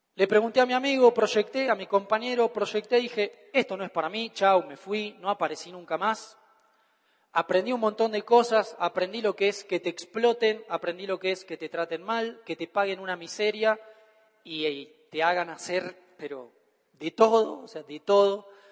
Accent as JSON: {"language": "Spanish", "country": "Argentina"}